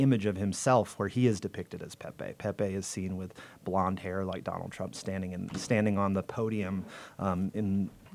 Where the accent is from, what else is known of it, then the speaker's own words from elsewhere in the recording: Los Angeles, California, United States; Los Angeles